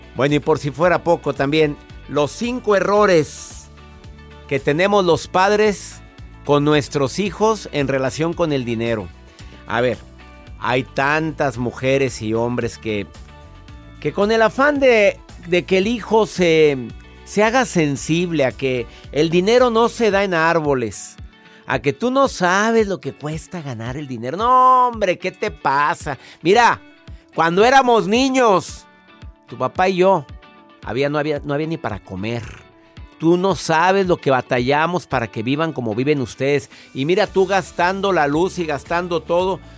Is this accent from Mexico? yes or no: yes; Mexico; mi país, mi México